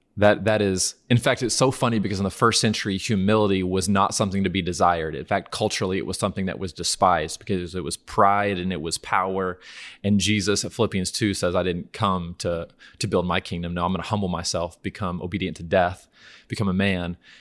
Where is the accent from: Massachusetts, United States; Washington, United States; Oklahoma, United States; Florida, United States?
Oklahoma, United States; Norman; I'm from Norman, Oklahoma